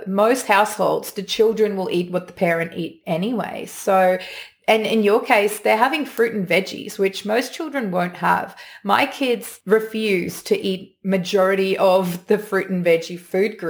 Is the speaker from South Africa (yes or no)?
yes; South Africa; moved away; Growing up in South Africa and a farm, and there was cattle